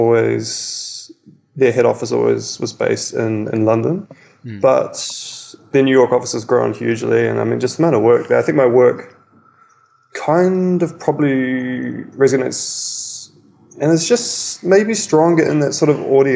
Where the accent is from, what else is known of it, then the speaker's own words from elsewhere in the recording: New Zealand; now in Melbourne, Australia; I grew up in New Zealand, even though it's in the middle of nowhere in the ocean, it's extremely cultured